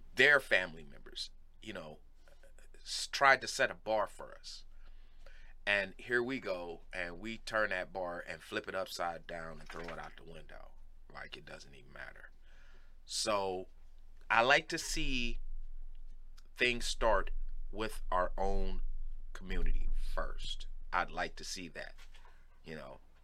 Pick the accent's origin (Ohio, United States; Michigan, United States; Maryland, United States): Ohio, United States; Cleveland; I'm from Cleveland